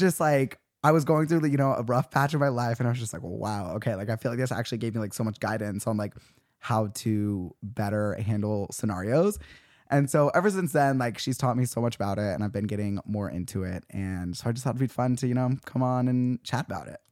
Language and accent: English; Utah, United States; now in Los Angeles, United States; we're both from Utah